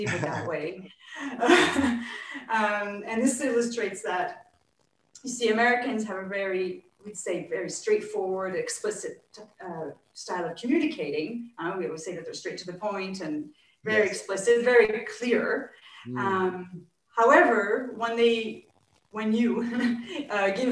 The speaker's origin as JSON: {"language": "English", "country": "Canada", "moved": "yes", "lives_now": "France", "said": "as a Canadian living in France"}